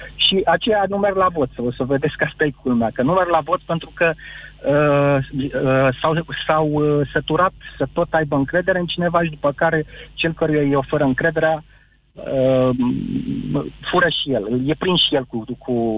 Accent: Bucharest, Romania; Sunt din București

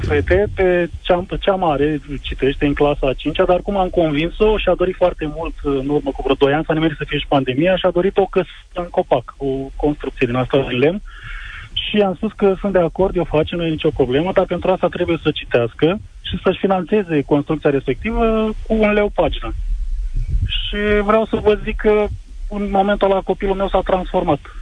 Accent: Fălticeni, Suceava County, Romania; sunt din Fălticeni

